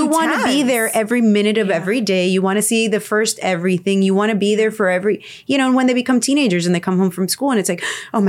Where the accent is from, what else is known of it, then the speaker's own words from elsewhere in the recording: Miami, Florida, United States; born there; No, I was born in Miami.